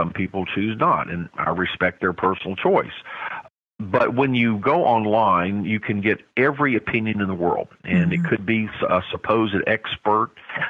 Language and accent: English; South Korea; Again, I grew up in Korea as an American, as a white person, and we were blessed as American citizens.